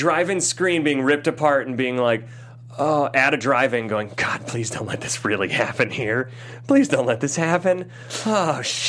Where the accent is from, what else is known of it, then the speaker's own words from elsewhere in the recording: Ohio, United States; I grew up in Ohio.